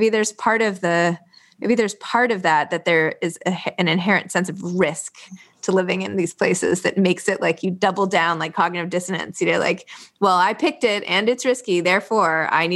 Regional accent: New York City, New York, United States; I was from New York

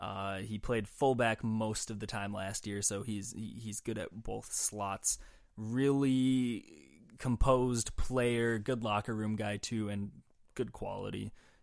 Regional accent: Little Falls, United States; Yeah, I grew up in Little Falls, which is 30 minutes northwest of my hometown.

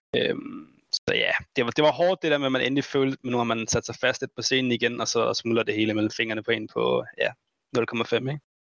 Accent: Denmark; vi er fire danskere

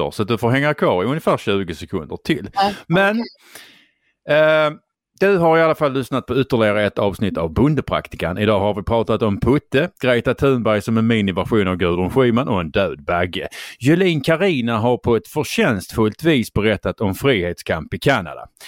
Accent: Skåne, Sweden

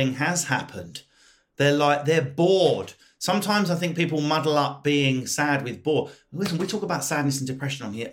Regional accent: United Kingdom; we're British

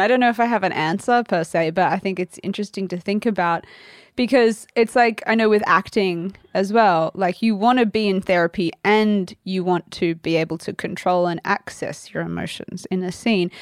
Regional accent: Australia; accent: Australian; moved away

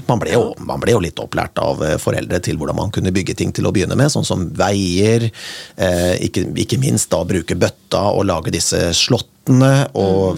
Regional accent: Kongsberg, Buskerud, Norway; moved away; da jeg vokste opp på, på Kongsberg

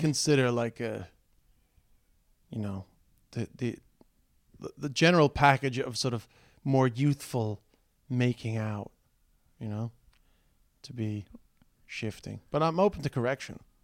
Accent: Dublin, Leinster, Ireland; accent: Dublin; my Dublin accent

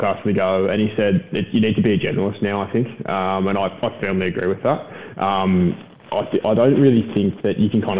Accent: Brisbane, Queensland, Australia; growing up in Brisbane

